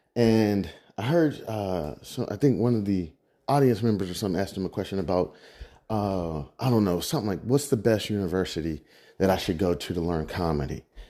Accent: Midwest, United States; I'm from the Midwest

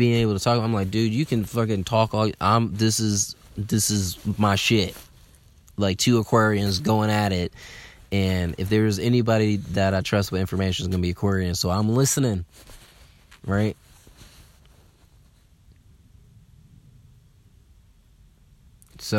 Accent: Atlanta, Georgia, United States; I'm from Atlanta

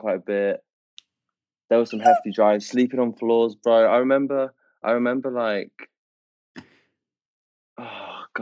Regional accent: United Kingdom; as a British person

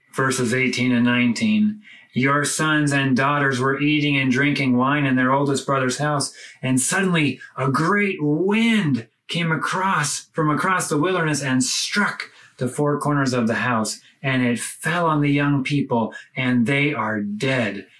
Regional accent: United States; moved away as an adult; now in Lebanon; my home country, the United States

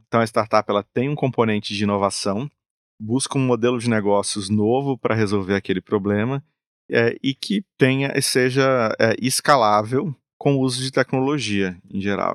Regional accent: Brazil; nós como brasileiros

